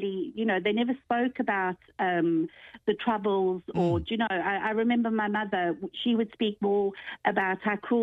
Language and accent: English; South Africa; moved away as an adult; also born or lived in London; now in Ireland; I actually was born in London and left London when I was four and lived in South Africa for 17 years and left in 1987